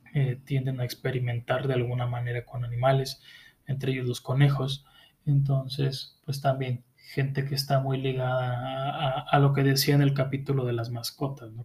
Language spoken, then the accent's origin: Spanish; Mexico; tú mismo como mexicano